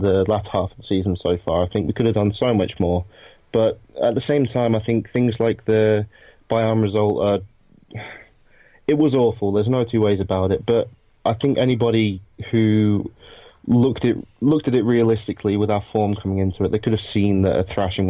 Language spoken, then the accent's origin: English; Lincolnshire, East Midlands, United Kingdom; I'm from Lincolnshire in England